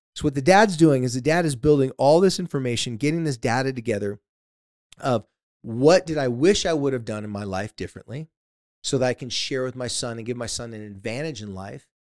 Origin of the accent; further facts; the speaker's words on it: San Diego, California, United States; my hometown of, uh, San Diego, California